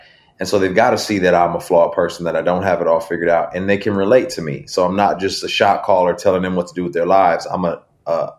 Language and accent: English; Binghamton, New York, United States; also born or lived in Houston, Texas; now in Atlanta, United States; I'm the second person from Binghamton